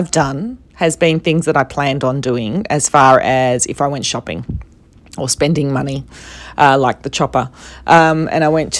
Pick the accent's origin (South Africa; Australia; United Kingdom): Australia